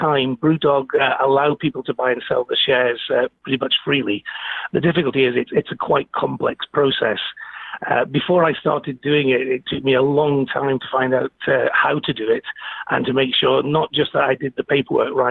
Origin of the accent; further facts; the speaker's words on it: Stoke-on-Trent, West Midlands, United Kingdom; moved away as an adult; also born or lived in Aberdeen; now in Manchester, United Kingdom; I'm based in Manchester now, which is not too far away from Stoke, my hometown, but I did spend most of my life in Aberdeen, so nearly 30 years